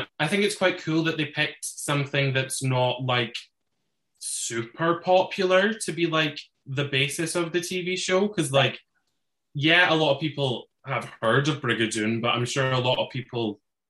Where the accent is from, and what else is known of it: Dunfermline, Scotland, United Kingdom; born or raised there